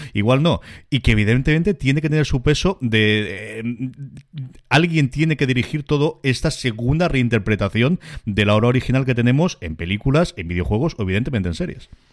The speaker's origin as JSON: {"language": "Spanish", "town": "Alicante", "region": "Valencian Community", "country": "Spain", "said": "yo que soy alicantino"}